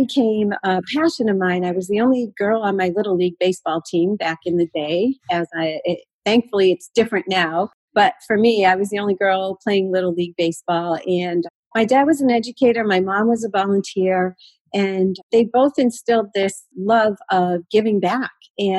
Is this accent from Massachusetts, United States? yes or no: yes; Pittsfield, Massachusetts, United States; I grew up in the Berkshires, which is the western part of Massachusetts, Pittsfield, Mass.